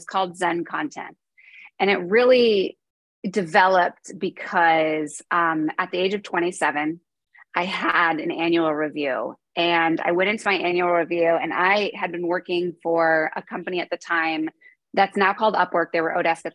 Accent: New York, United States; So I am from New York, born and raised

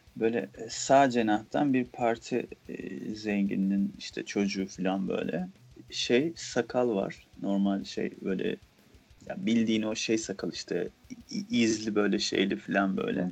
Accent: Aegean Region, Turkey; biz Egeliler e, sebze yemeğine et katmayız

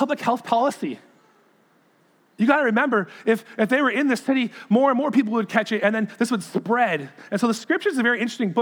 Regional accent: Sarnia, Hamilton, Ontario, Canada; It's kind of like my hometown, Sarnia, Hamilton

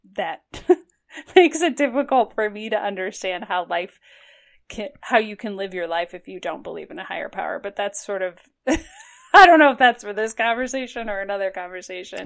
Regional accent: Toledo, Ohio, United States; now in Cleveland, United States; I grew up in Toledo

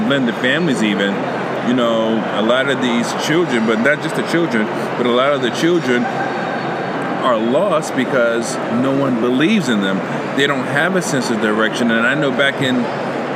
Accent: New York, United States; I'm from New York

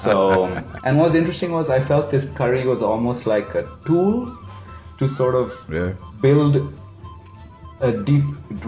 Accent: Zambia; also born or lived in India; Because, you know, I grew up in Africa, grew up in Zambia, went to a boarding school in the south, left India at 18 to go to college in the US.

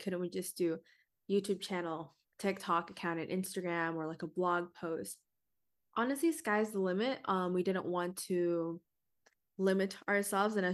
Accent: Washington, United States; But that is because I am personally from Washington State. This is where I reside, this is where I live.

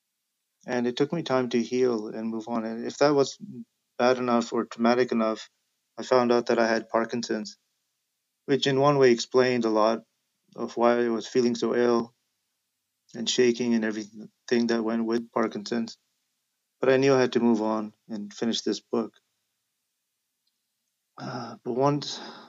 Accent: Vancouver, British Columbia, Canada; a South Asian kid growing up in South Vancouver

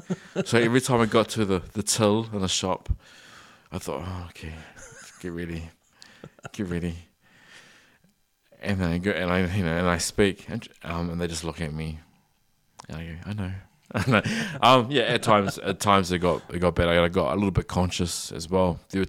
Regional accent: New Zealand; I wish we could see more New Zealand made children's content as well, because I grew up on it.

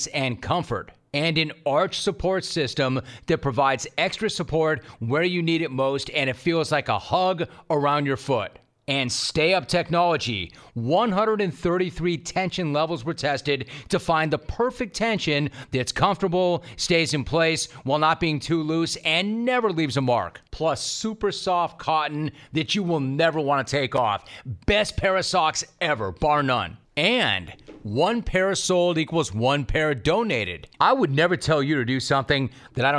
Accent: Los Angeles, California, United States; Born and raised in Los Angeles, but half my family is in Boston

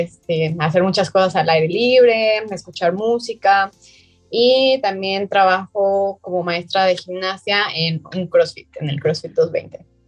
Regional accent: Guadalajara, Jalisco, Mexico; soy de Guadalajara, Jalisco

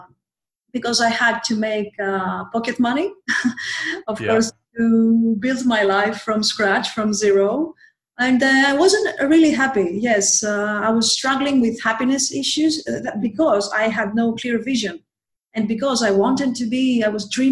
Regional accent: Athens, Attica, Greece; also born or lived in Thessaloniki, Greece

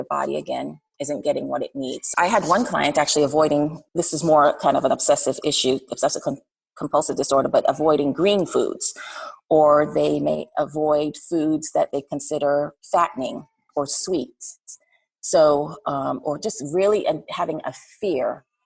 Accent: Jamaica; now in Atlanta, United States; So I'm from Jamaica

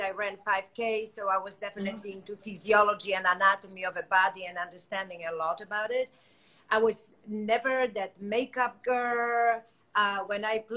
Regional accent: Poland; moved away as an adult; now in United States; 2 years, I was an esthetician in Poland

